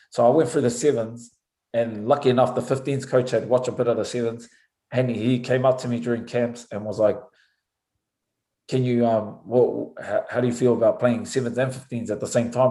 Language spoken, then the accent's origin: English; Auckland, New Zealand; moved away as an adult; also born or lived in France; now in United States; growing up in New Zealand, especially in Auckland